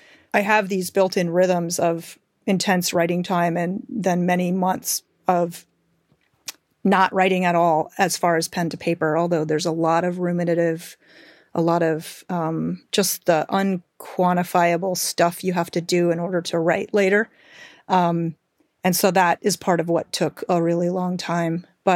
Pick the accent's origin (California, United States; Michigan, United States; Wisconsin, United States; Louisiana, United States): Michigan, United States; I grew up in Western Michigan and kind of urban Rust Belt.